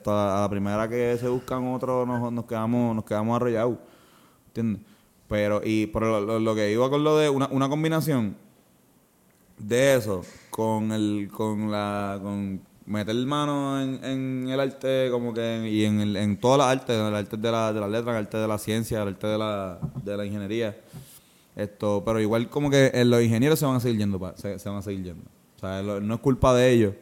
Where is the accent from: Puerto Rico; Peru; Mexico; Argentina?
Puerto Rico